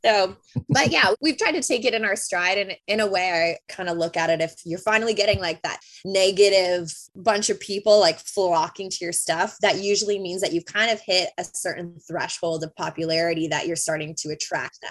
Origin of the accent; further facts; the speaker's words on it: Bolton, Ontario, Canada; where I grew up in Bolton